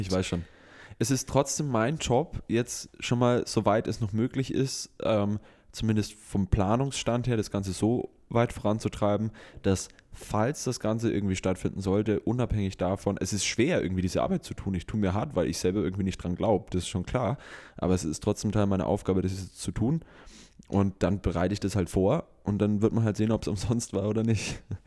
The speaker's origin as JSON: {"language": "German", "country": "Germany", "said": "bei uns hier in Deutschland mit unserem sozialen Background, mit unserem kulturellen Background"}